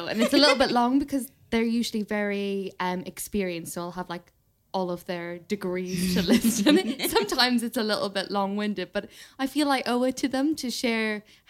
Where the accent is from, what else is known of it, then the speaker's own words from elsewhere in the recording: Ireland; So I grew up in Ireland and I did the equivalent of the A levels.